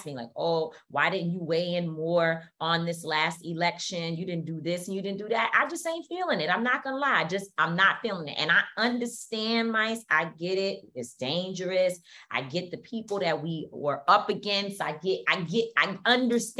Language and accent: English; New York City, New York, United States; I grew up born and raised in Harlem. It's my place.